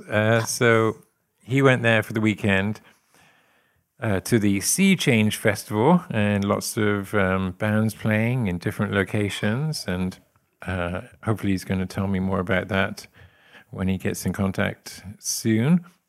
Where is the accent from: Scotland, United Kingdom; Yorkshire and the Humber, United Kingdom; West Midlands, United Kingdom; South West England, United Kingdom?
South West England, United Kingdom; Forest of Dean; moved away as an adult; now in West Plains, United States